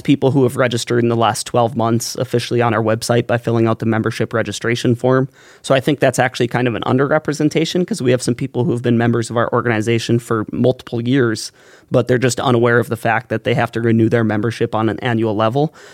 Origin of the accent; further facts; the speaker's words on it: Valley City, North Dakota, United States; moved away as an adult; now in Grand Forks, United States; grew up in Valley City, came to Grand Forks a lot.